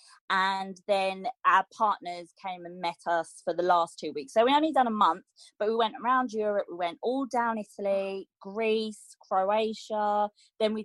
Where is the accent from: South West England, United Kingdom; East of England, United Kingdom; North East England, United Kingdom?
East of England, United Kingdom; Essex; I grew up in Essex, and I came from a split family